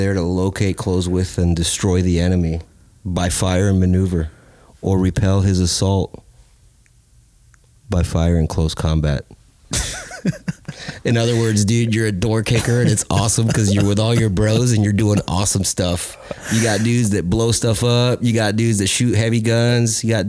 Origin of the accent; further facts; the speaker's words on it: North Carolina, United States; We spent a small portion growing up in North Carolina, and I remember my old man taught me how to shoot his .22 Winchester.